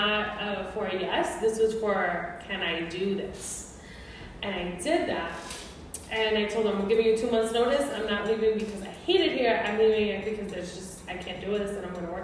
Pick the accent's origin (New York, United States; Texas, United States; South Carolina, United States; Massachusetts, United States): New York, United States; New York City; moved away as an adult; now in Phoenix, United States; I am actually a native New Yorker, so I'm from Brooklyn, and I currently live in Phoenix. I've been there for about 20 years